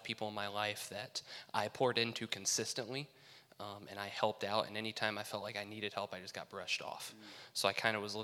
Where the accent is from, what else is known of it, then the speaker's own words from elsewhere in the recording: South Whitley, Indiana, United States; I grew up in South Whitley